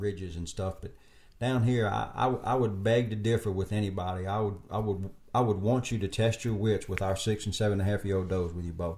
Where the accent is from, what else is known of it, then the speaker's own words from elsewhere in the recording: South Louisiana, United States; I grew up now in South Louisiana